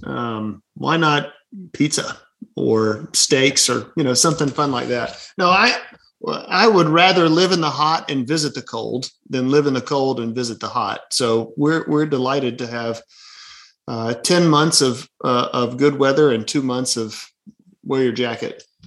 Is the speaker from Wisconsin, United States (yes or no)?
no; Birmingham, Alabama, United States; also born or lived in St. Louis, Missouri; born and raised in Birmingham, Alabama, and three and a half years in St. Louis, Missouri uh, for seminary.